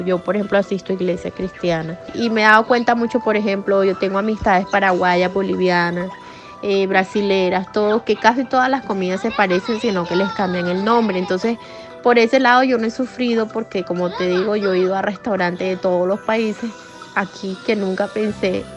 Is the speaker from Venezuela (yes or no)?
no; Colombia; now in Japan; Siempre añorando volver a Colombia, claro, siempre queriendo ir de vacaciones a Colombia, porque es nuestra tierra, es mi tierra